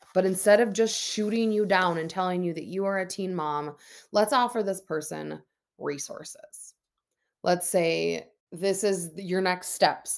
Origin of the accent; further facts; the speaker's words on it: Minnesota, United States; born and raised in Minnesota